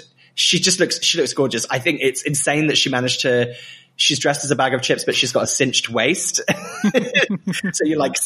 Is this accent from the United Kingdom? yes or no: yes; Great Yarmouth, East of England, United Kingdom; moved away; that's literally where I was born